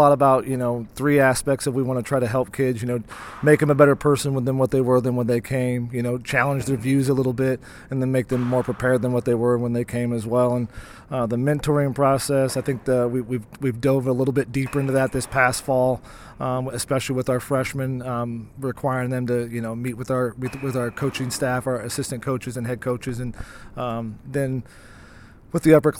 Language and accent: English; Decatur, United States; I came here in 1993 from Decatur, assuming I was going to be a businessman and I was going to wear a suit and a tie, and that quickly changed.